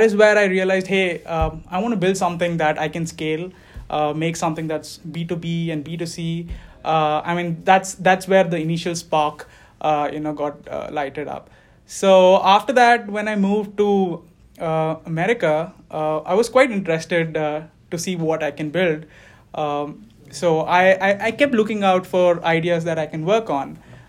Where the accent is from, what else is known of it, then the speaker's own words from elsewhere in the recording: India; moved away; I came here fall 2018. And yeah, practically I grew up in India. I moved around within the country.